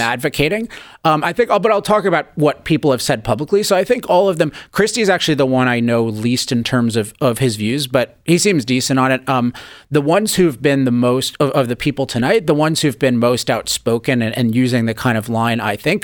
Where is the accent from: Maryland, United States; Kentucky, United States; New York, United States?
Maryland, United States; Chevy Chase; now in California, United States; As a kid, I grew up in Chevy Chase, Maryland